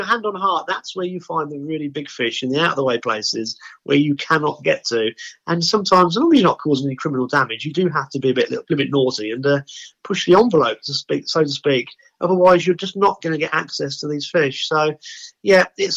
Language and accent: English; the Fens, East of England, United Kingdom; I was born in the Fens. The Fens are a massive flatland area.